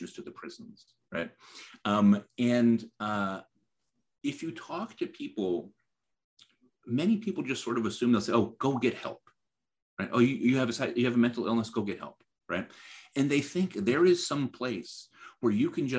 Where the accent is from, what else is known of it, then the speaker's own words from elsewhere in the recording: Middletown, Connecticut, United States; I'm from Middletown, Connecticut, where Connecticut Valley Hospital is